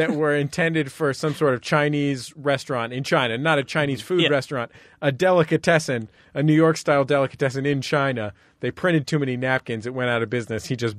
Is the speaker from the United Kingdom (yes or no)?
yes; United Kingdom; I'm actually British. I don't know if you knew that.